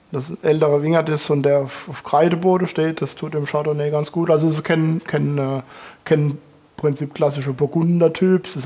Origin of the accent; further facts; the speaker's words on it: Rhineland-Palatinate, Germany; da kaufe ich lieber was weiterhin aus Frankreich, als dass ich mir die Mühe gebe und, und pflanze Syrah bei uns in der Pfalz.